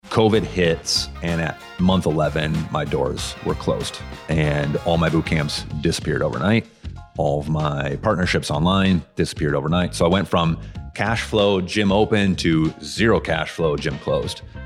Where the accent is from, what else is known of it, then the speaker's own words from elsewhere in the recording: Madison, Wisconsin, United States; I am born and raised in Madison